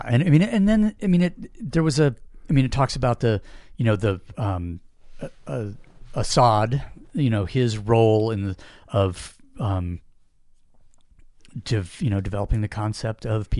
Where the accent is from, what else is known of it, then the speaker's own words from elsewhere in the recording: Washington, United States; I grew up in Washington